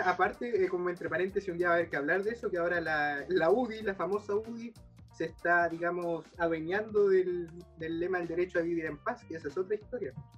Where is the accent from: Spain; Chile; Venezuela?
Chile; como chileno